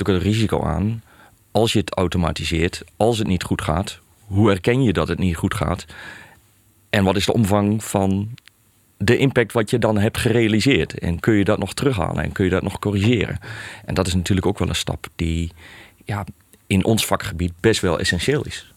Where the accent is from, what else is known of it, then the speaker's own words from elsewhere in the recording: Hellendoorn, Overijssel, Netherlands; kom midden uit Overijssel, uit Hellendoorn. Eh, daar eigenlijk geboren en getogen.